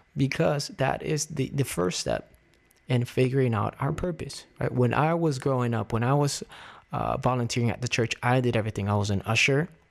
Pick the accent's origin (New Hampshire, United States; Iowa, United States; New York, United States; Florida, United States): Florida, United States; Miami; moved away as an adult; now in Las Vegas, United States; my old pastors at the church I grew up with in Miami